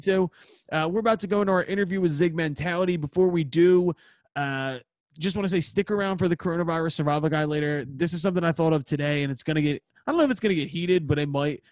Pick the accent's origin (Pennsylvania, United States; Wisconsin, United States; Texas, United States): Pennsylvania, United States; Philadelphia; we're from Philadelphia